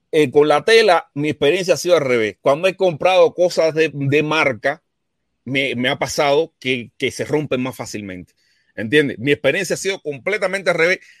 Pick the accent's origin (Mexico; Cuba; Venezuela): Cuba; Yo soy un cubano que piensa en libertad y que no se deja llevar por el croqueterismo de Miami, ni tampoco por las manipulaciones de la dictadura.